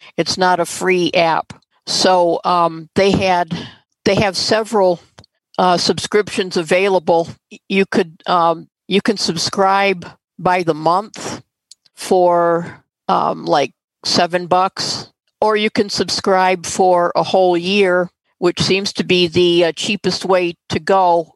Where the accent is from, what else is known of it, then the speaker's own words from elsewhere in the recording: St. Clair Shores, Michigan, United States; my hometown st clair shores